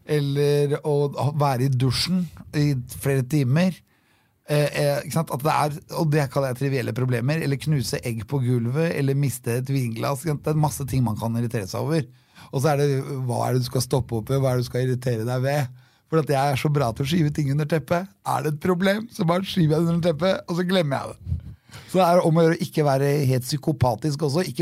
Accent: Norway; Og så er det det at alt er Norges land. Og vi er nordmenn. Og da kan vi være overalt.

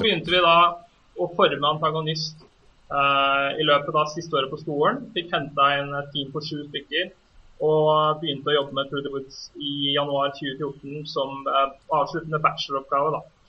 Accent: Norway; vi som nordmenn

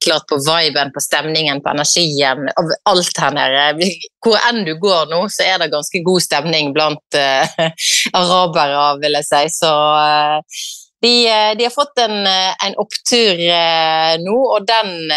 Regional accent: Norway; hjemme i Norge

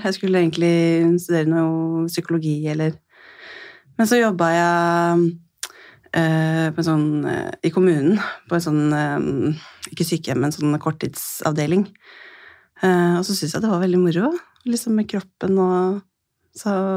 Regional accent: Skien, Telemark, Norway; jeg kommer fra Skien i Telemark og jobber som intensivsykepleier

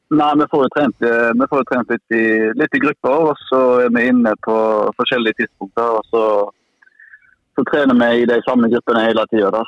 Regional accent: Haugesund, Rogaland, Norway; moved away as an adult; now in Molde, Norway; hjemme i Haugesund

